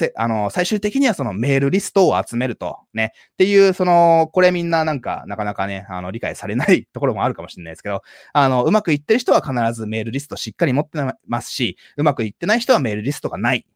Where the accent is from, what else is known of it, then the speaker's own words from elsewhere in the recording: Japan; 全然普通の日本人と変わんないんですけども、まあ、日本人の中ではね、英語うまい方だと思いますけども